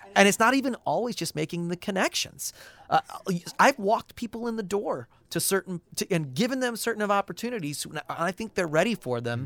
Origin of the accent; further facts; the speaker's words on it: St. Louis, Missouri, United States; moved away as an adult; now in Los Angeles, United States; I'm originally from Saint Louis